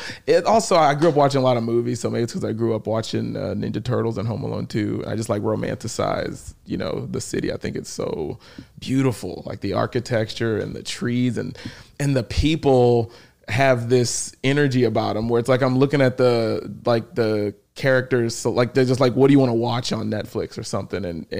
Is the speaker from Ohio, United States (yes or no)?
no; Houston, Texas, United States; moved away as an adult; also born or lived in Los Angeles, United States; now in New York City, United States; Sherwood Oaks. I grew up in Sherwood Oaks.